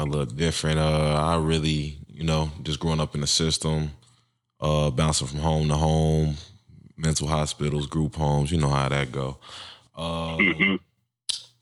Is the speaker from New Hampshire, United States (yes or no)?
no; Chicago, Illinois, United States; moved away as an adult; now in Minnesota, United States; I grew up in Chicago myself. I just recently moved to Minnesota about 2 years ago.